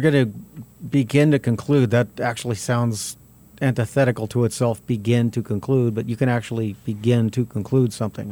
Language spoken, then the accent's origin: English; Albuquerque, New Mexico, United States; I grew up on South Broadway